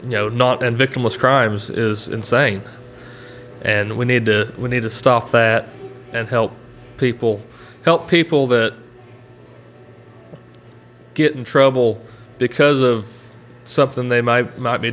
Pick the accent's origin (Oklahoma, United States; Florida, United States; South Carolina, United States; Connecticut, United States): Oklahoma, United States; I'm from Oklahoma